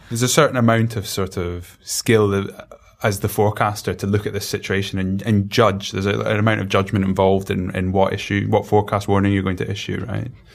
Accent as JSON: {"language": "English", "town": "Glasgow", "region": "Scotland", "country": "United Kingdom", "said": "I'm from Glasgow"}